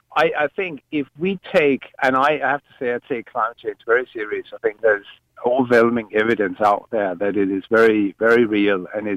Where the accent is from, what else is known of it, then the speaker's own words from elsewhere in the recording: Denmark; English is a second language; I'm from Denmark, okay? So I come from a slightly different culture, for example. We have paid water charges, for as long as I can remember in Denmark.